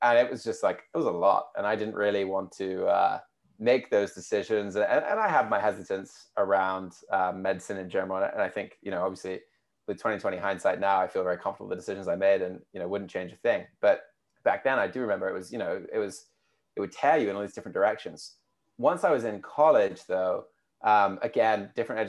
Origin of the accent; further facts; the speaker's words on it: United Kingdom; accent: UK; also born or lived in United States; you can probably tell from my accent, being from the UK